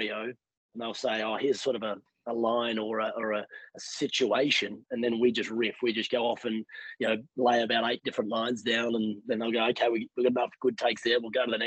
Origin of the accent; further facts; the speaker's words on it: Sydney, New South Wales, Australia; moved away as an adult; now in United States; I'm not from here. Born and raised in Sydney, Australia.